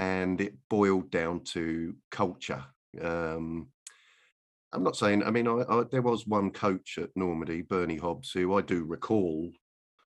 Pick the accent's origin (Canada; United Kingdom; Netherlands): United Kingdom; the North, England; born or raised there